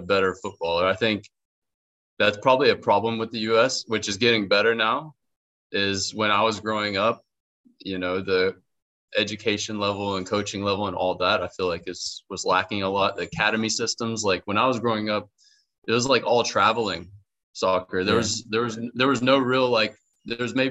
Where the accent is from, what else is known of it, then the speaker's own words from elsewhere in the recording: the South, Tennessee, United States; moved away as an adult; now in Cambodia; I'm from the South